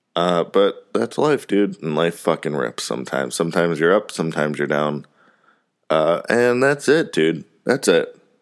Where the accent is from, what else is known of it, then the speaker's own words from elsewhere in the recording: Parma, Ohio, United States; now in Mooresville, United States; I was from Cleveland, from Parma